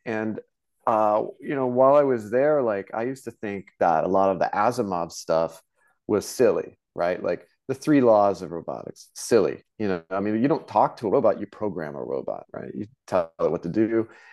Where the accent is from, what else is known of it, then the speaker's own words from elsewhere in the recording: Tulsa, Oklahoma, United States; I grew up in Oklahoma in the Cherokee Nation